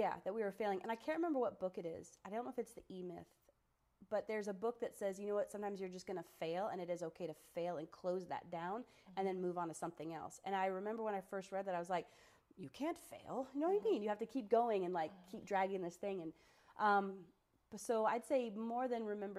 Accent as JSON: {"language": "English", "town": "Sarasota", "region": "Florida", "country": "United States", "tie": "born or raised there", "moved": "as an adult", "lives_now": "Cookeville, United States", "said": "Sarasota, my hometown"}